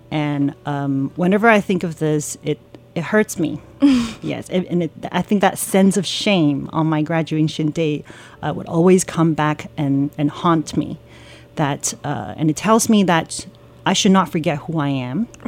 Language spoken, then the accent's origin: English; Canada; So, as I was growing up in Canada, I hung out with um, all kinds of people